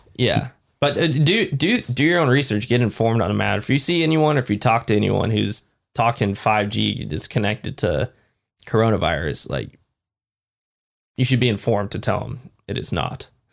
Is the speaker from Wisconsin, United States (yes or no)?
no; Washington, United States; we're from Washington